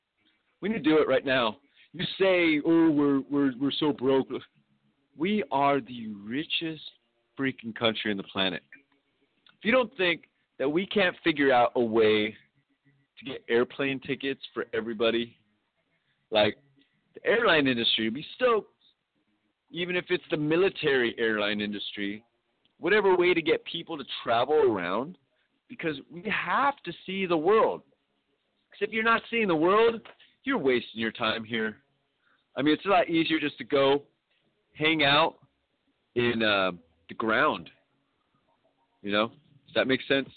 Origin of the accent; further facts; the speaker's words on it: United States; we got some good things going on in America